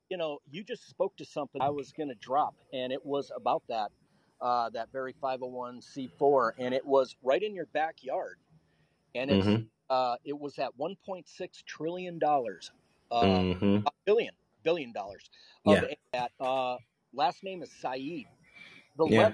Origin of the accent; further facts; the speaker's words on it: Wisconsin, United States; moved away; I come from Wisconsin originally